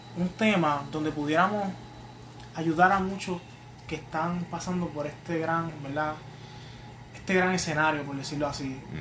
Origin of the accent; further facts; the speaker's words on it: Fajardo, Puerto Rico; yo soy, yo soy nacido y criado en Fajardo.